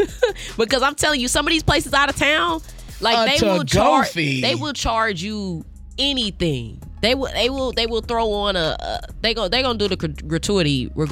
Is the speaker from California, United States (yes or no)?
no; St. Louis, Missouri, United States; now in Kansas City, United States; We went to Big Mama's in my hometown